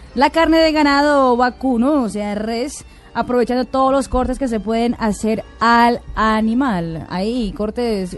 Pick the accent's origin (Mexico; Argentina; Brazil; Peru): Brazil; moved away